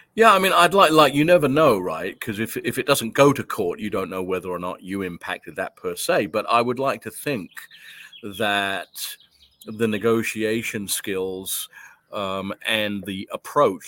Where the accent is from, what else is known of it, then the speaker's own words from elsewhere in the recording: London, United Kingdom; moved away; I was born and raised in London, England. I came over here in nineteen seventy-nine.